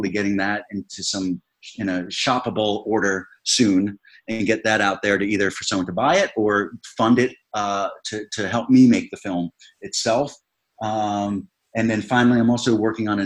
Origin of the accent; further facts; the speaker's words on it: Bellmore, New York, United States; my hometown of Belmore, New York, on Long Island, where I grew up